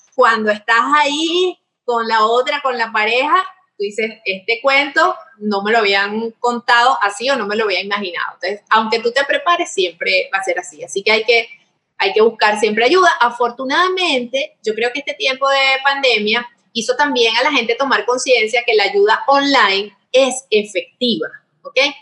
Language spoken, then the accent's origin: Spanish; Venezuela; los venezolanos